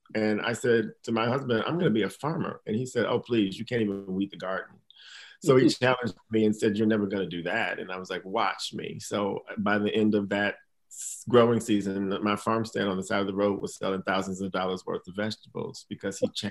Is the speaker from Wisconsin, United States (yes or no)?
yes; Milwaukee, Wisconsin, United States; now in Maine, United States; Milwaukee, Wisconsin